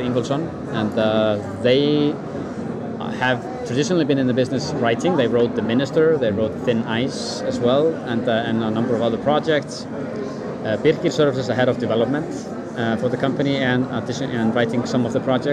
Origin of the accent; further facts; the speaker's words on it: Iceland; from Iceland, working as a producer for Act 4